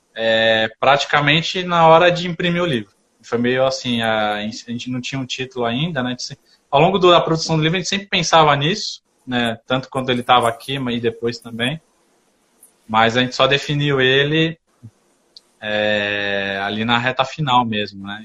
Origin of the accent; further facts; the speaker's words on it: São Paulo, Brazil; eu sou de São Paulo